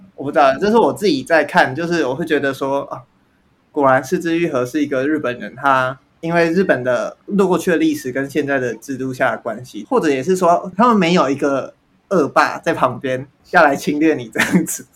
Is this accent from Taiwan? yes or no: yes; Taiwan; 我身为台湾人